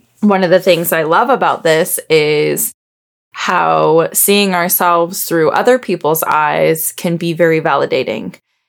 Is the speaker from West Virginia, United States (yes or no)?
yes; Backwoods, West Virginia, United States; I grew up in Backwoods, West Virginia. My parents currently have 60 acres in West Virginia.